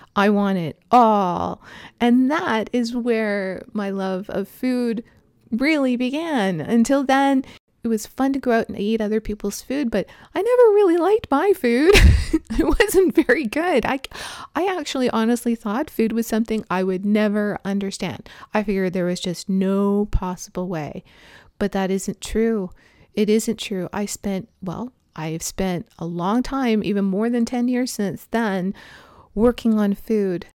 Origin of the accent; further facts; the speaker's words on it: Toronto, Ontario, Canada; moved away as an adult; also born or lived in British Columbia; Growing up in Toronto, like, i, i, it's, you know, pretty flat city.